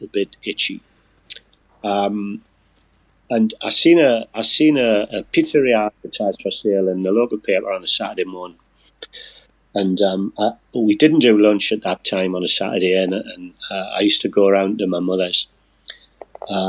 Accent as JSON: {"language": "English", "town": "Newcastle upon Tyne", "region": "North East England", "country": "United Kingdom", "said": "I'm a Geordie."}